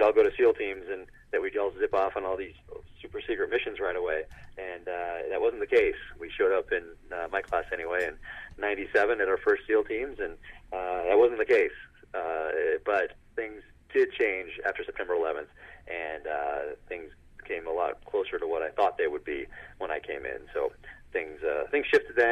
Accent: Northern California, United States; now in Park City, United States; grew up in Northern California

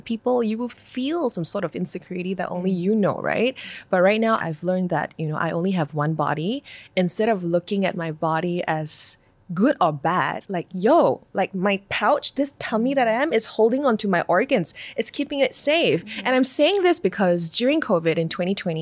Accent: Malaysia; I'm from Malaysia

